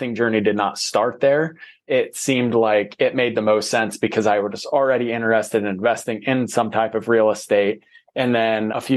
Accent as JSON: {"language": "English", "region": "Ohio", "country": "United States", "moved": "as an adult", "lives_now": "Arizona, United States", "said": "I'm from Ohio"}